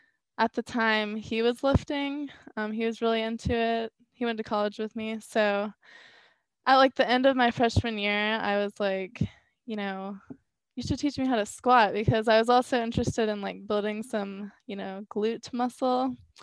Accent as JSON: {"language": "English", "region": "South Carolina", "country": "United States", "tie": "born or raised there", "said": "I was, yeah."}